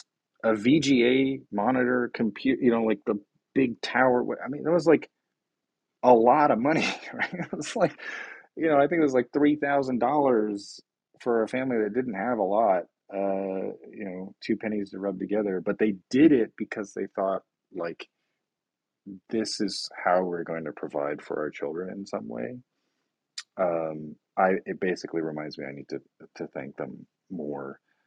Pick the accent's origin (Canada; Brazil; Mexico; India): Brazil; now in United States; when we moved to the US from Brazil, inflation in Brazil was at 4,000%, right?